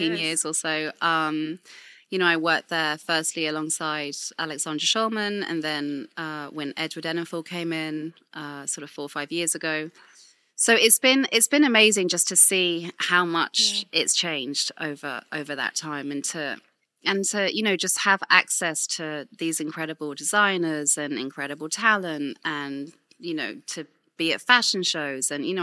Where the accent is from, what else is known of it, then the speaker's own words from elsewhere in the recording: Winchester, South East England, United Kingdom; I grew up in Winchester in Hampshire.